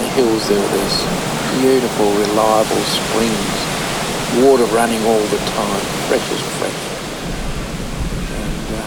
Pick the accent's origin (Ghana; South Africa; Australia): Australia; Geraldton, Western Australia; I grew up in Geraldton.